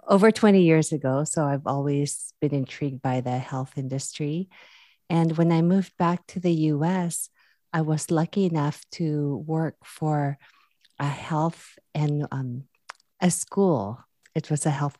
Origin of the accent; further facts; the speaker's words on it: Philippines; now in California, United States; I'm originally from the Philippines too